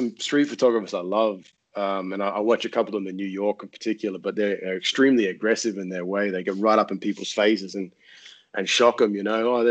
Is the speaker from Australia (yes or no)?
yes; Australia; now in France; I'm Australian